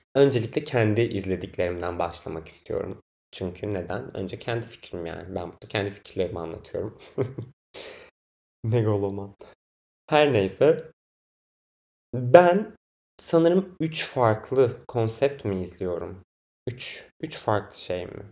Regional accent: Biga, Çanakkale, Turkey; now in Istanbul, Turkey; Çanakkale, Çanakkale'liyim ben. Çanakkale'nin Biga ilçesinde ailem yaşıyor. Ben de oralıyım.

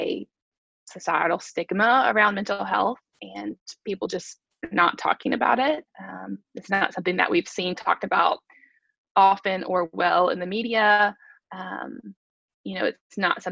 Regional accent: Chattanooga, Tennessee, United States; moved away as an adult; also born or lived in Alabama; I am originally from Chattanooga, so I grew up here.

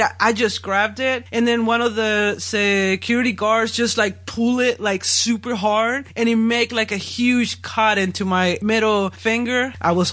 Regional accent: Monterrey, Nuevo León, Mexico; moved away as an adult; my hometown, Monterrey

